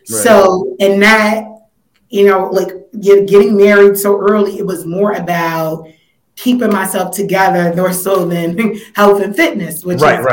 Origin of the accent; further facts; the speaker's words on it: New York City, New York, United States; I originally grew up in Weeksville, commuted over to Fort Greene, where I went to elementary school